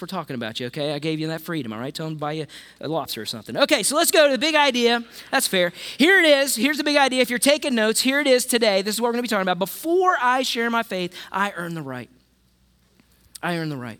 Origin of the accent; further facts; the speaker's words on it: West Virginia, United States; I'm from West Virginia, so I knew about Jesus